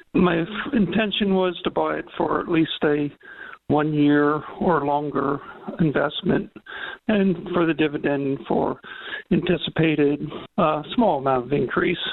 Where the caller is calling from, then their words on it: Florida, United States; I'm calling from Florida